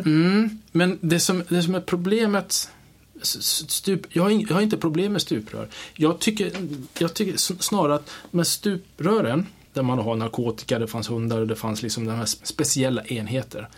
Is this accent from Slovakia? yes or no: no; Kiruna, Norrbotten County, Sweden; moved away; jag är född i Sverige, jag, jag är uppvuxen i, i, liksom i Norrland, största delen av mig i Kiruna